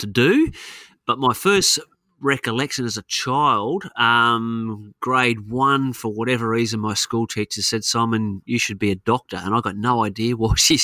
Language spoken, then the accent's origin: English; Queensland, Australia; also born or lived in Adelaide, South Australia; I've spent more of my life living in the state of Queensland, even though I was born in Adelaide